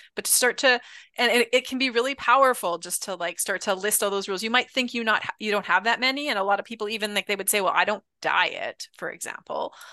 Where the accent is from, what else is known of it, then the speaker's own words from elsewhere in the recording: Canada; being Canadian